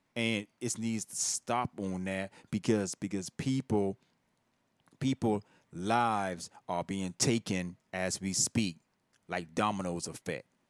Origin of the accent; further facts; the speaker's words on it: Virginia, United States; I'm not from Richmond, Virginia, but I'm from from from Virginia